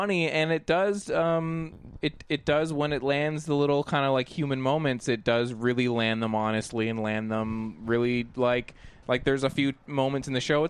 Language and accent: English; Delaware, United States; I'm from Delaware.